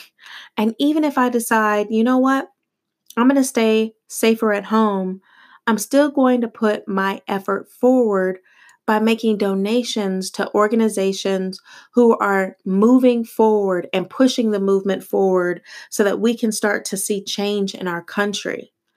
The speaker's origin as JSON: {"language": "English", "country": "United States", "also_born_or_lived": "Italy", "said": "They simply identified me as American"}